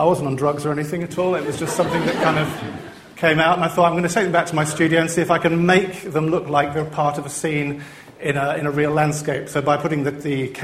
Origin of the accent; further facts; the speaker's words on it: Liverpool, North West England, United Kingdom; I'm from Liverpool